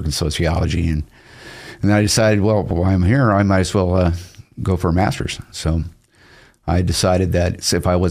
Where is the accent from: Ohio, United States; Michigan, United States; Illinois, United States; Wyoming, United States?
Michigan, United States; Detroit; also born or lived in Salt Lake City, Utah; now in Boise, United States; I was born in Detroit, Michigan, 1967, riots, right? Lived in Salt Lake for a lot of years